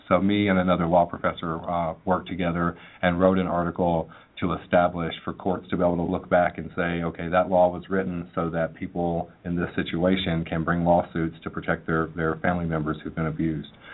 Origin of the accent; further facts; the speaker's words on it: Manchester, Tennessee, United States; I grew up in Middle Tennessee in a small town uh, named Manchester